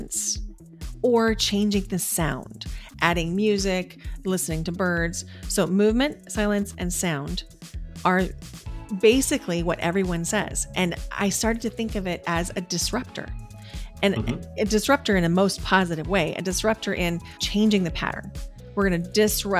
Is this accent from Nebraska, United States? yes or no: yes; Nebraska, United States; also born or lived in Boise, Idaho; now in Portland, United States; My sister and I grew up in Nebraska